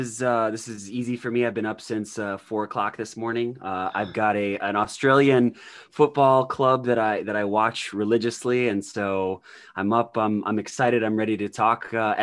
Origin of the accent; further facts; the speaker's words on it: Chicago, Illinois, United States; So I grew up in Chicagoland